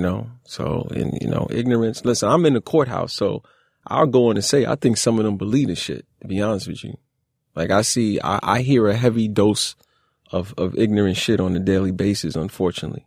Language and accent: English; New York City, New York, United States; I grew up in Brownsville